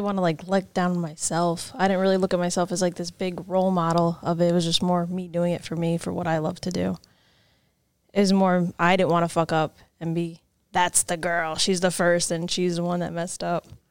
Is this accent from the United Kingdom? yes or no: no; Cliffside Park, New Jersey, United States; I was born and raised in Jersey